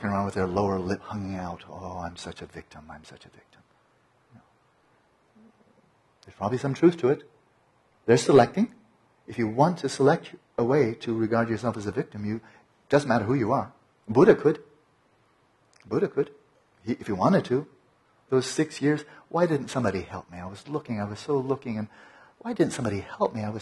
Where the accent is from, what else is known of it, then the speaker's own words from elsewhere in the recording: Pasadena, California, United States; When I was born in Pasadena